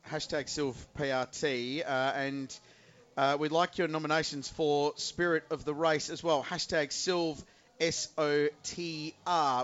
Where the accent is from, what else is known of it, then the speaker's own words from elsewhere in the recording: Adelaide, South Australia, Australia; I grew up in Adelaide with the Australian Grand Prix